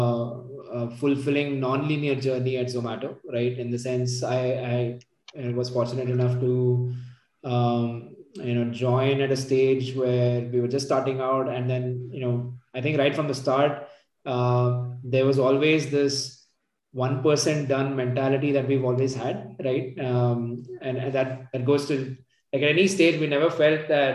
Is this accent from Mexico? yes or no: no; Bangalore, Karnataka, India; moved away as an adult; also born or lived in Gurgaon; So my my hometown and my folks are at Bangalore.